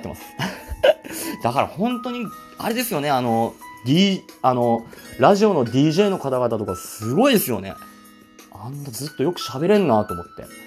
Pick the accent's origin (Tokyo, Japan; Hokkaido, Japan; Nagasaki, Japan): Hokkaido, Japan; Asahikawa; 出身がですね、えっと、北海道の旭川市ですね。ずっとまあ旭川市に住んでるんですけども